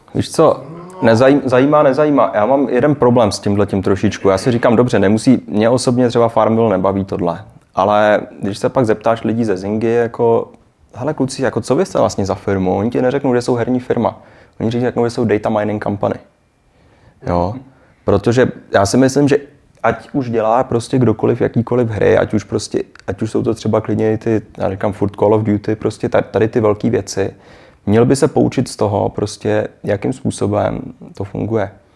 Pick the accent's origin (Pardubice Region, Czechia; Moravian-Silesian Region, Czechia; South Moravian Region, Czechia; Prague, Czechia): Prague, Czechia; moved away as an adult; now in Shanghai, China